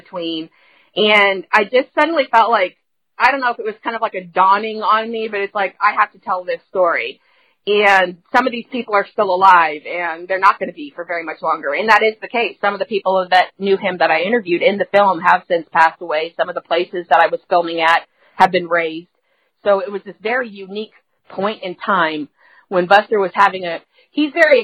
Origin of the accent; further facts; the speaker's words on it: Indianapolis, Indiana, United States; I'm from Indianapolis